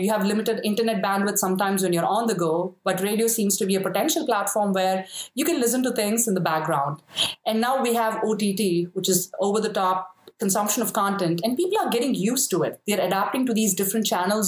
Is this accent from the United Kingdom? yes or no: no; South India, India; moved away as an adult; also born or lived in Chennai; now in United States; I grew up in India